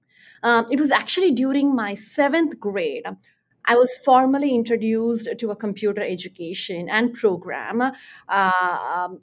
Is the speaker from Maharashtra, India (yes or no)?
no; Chennai, Tamil Nadu, India; moved away; I grew up in Chennai, India